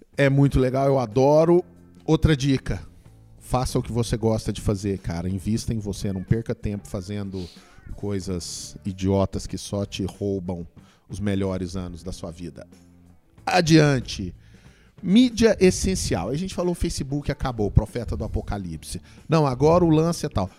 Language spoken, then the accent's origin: Portuguese; Goiânia, Goiás, Brazil; eu sou de Goiânia